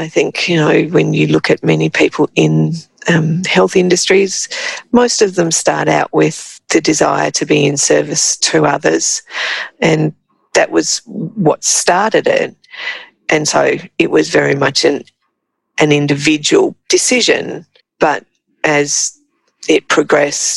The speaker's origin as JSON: {"language": "English", "town": "Trangie", "region": "New South Wales", "country": "Australia", "tie": "born or raised there", "said": "So I'd started work in my hometown of Trangie as a pharmacy assistant."}